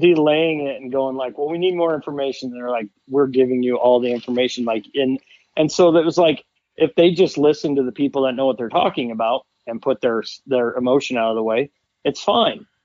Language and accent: English; Montana, United States; also born or lived in Wyoming; now in Cody, United States; I grew up in Montana, where we couldn't bait